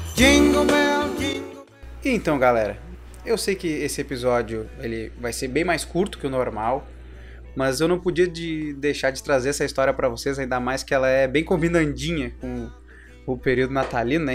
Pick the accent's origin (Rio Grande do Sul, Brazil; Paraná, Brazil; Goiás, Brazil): Rio Grande do Sul, Brazil; Porto Alegre; aqui na minha cidade natal